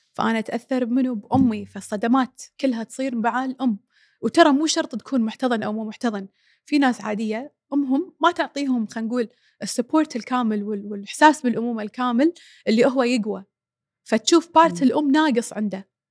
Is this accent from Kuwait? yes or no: yes; Kuwait; احنا بالكويت